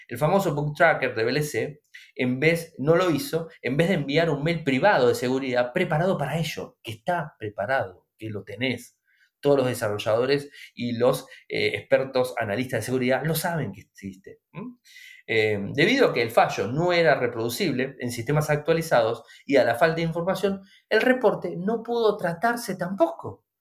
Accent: Argentina; nosotros en Argentina

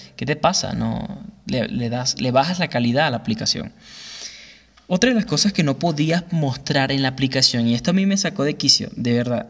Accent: Güiria, Sucre, Venezuela; moved away; en la ciudad de Guiria, estado Sucre, de donde yo soy

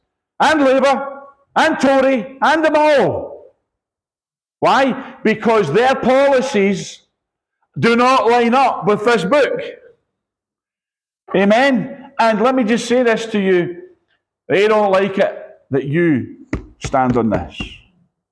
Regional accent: Scotland, United Kingdom; I'm Scottish

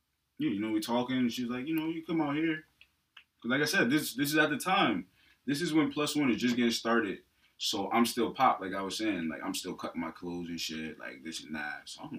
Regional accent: New Jersey, United States; now in Pennsylvania, United States; Jersey. I'm from the fifth floor.

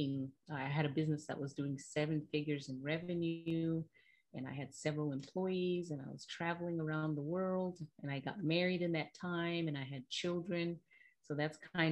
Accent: Zimbabwe; moved away as an adult; now in United States; I was born and raised in Zimbabwe, and I came to the United States at the age of 19

